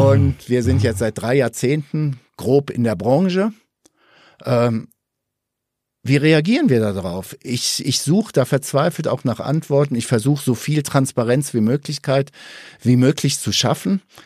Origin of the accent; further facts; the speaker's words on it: Ruhr area, North Rhine-Westphalia, Germany; moved away; Jetzt komme ich ja auch ursprünglich aus dem Ruhrgebiet